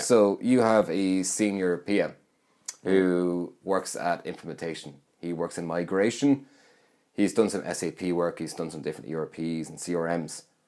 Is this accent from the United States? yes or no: no; Roscommon, Connacht, Ireland; moved away; I'm from Roscommon. So, last Christmas, I was back home